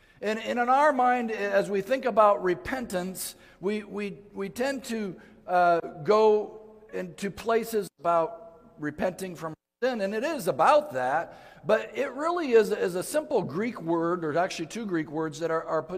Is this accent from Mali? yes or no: yes; Mali; also born or lived in Ivory Coast / Guinea; I grew up in West Africa. I was born in the Ivory Coast and grew up in the country of Mali.